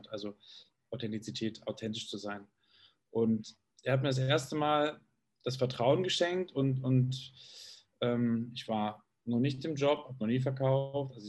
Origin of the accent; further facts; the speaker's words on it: Munich, Bavaria, Germany; München, weil das ist für mich da strahlt mein Raum eigentlich das aus, was ich, was ich brauche. Das ist meine Heimat, in der ich mich wohlfühle, sicher fühle, geborgen fühle.